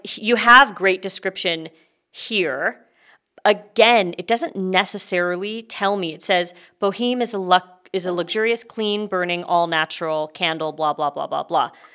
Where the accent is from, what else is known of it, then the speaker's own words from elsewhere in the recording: Canada; now in California, United States; I am a Canadian